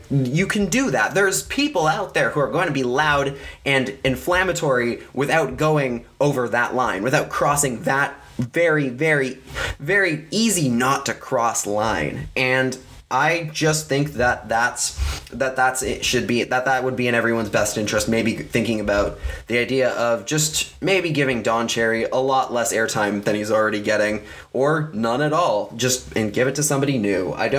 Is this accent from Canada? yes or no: yes; Canada; And that's what because that's what being Canadian is all about.